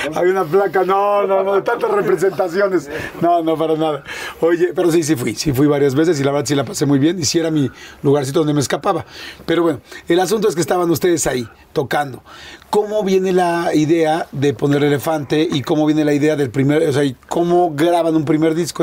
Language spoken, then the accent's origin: Spanish; Mexico City, Mexico; yo toda la vida aquí, yo nací aquí este, pues yo nací en el 71